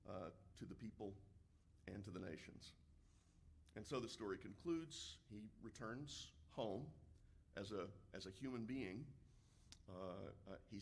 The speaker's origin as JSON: {"language": "English", "town": "Galena Park", "region": "Texas", "country": "United States", "tie": "born or raised there", "said": "the way I grew up hearing it in the Galena Park Church of Christ"}